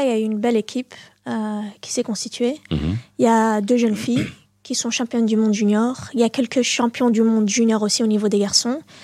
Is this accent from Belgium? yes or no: yes; Molenbeek-Saint-Jean, Brussels-Capital Region, Belgium; also born or lived in Berchem-Sainte-Agathe; now in Anderlecht, Belgium; je suis née à Berkem-Saint-Agathe, j'ai grandi à Molenbeek ah et là j'habite à Anderlecht